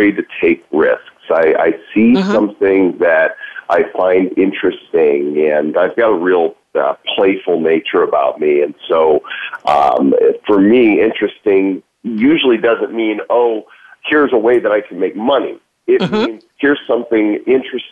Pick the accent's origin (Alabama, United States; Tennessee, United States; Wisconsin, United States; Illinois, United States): Illinois, United States; Northbrook; I grew up in Northbrook, Illinois, which is the Chicago North Shore suburban area